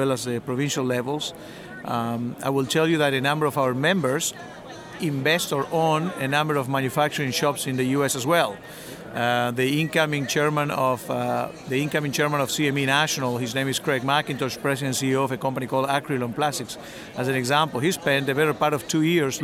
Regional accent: Argentina; moved away as an adult; also born or lived in Canada; now in Winnipeg, Canada; I was born in Argentina.

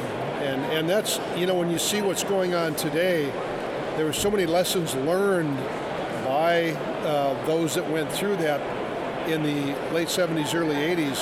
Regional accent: Dickinson, North Dakota, United States; also born or lived in Bismarck, North Dakota / Minot, North Dakota / Williston, North Dakota; now in Fargo, United States; I'm originally from Dickinson

